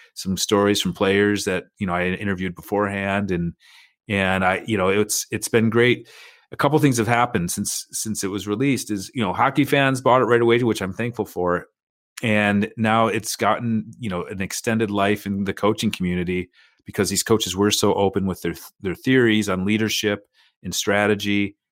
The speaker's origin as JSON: {"language": "English", "country": "United States", "said": "as an American"}